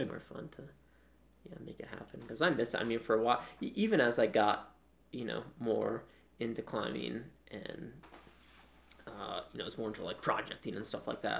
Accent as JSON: {"language": "English", "town": "Freedom", "region": "Maine", "country": "United States", "tie": "born or raised there", "also_born_or_lived": "New England", "moved": "as an adult", "lives_now": "Denver, United States", "said": "I grew up in Maine. Yeah, yeah. a small town called Freedom."}